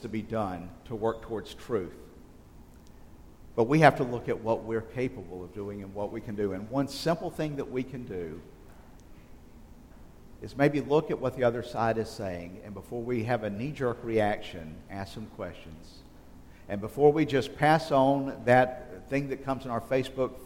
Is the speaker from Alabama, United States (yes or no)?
yes; just outside of Selma, South Alabama, United States; growing up in South Alabama, just outside of Selma